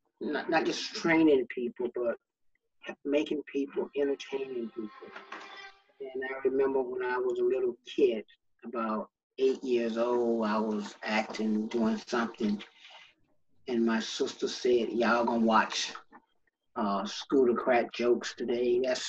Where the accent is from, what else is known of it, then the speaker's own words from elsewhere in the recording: Stockbridge, Georgia, United States; I was born in Stockbridge, Georgia, south of Atlanta.